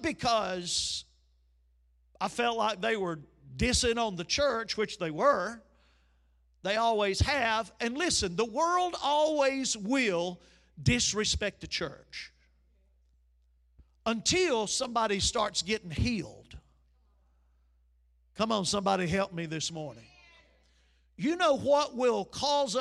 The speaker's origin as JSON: {"language": "English", "country": "United States", "said": "I'm from Chambers County"}